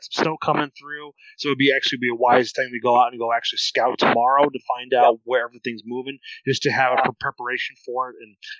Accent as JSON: {"language": "English", "region": "Iowa", "country": "United States", "tie": "born or raised there", "said": "growing up in Northern Iowa, is going after cottontail and going after pheasants and squirrels."}